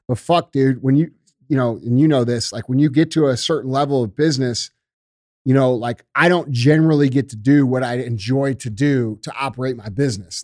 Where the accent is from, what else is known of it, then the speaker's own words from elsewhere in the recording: St. Louis, Missouri, United States; I grew up in the Melville School District. I went to fucking Vianney right up the street